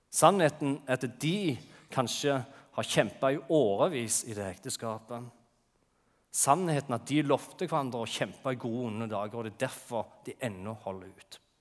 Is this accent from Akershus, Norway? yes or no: no; Jæren, Rogaland, Norway; moved away; på Jæren, der jeg kommer fra